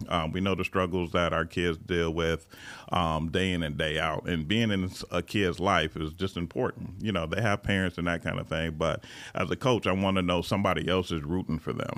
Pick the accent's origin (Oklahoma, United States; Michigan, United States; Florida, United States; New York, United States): Michigan, United States; Lansing; moved away as an adult; now in California, United States; I'm originally from Lansing, Michigan